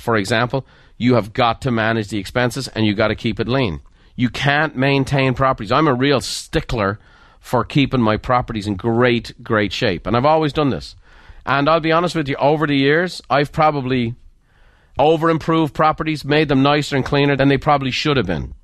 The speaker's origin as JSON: {"language": "English", "country": "Ireland", "said": "I'm Irish"}